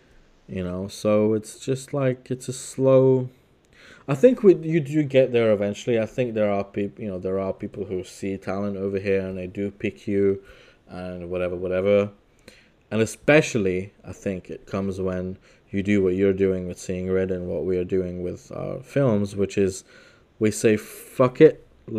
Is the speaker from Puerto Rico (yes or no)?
no; Leeds, Yorkshire and the Humber, United Kingdom; oh, yeah, I'm from Leeds. Like, oh, yeah, Leeds. They know the football team.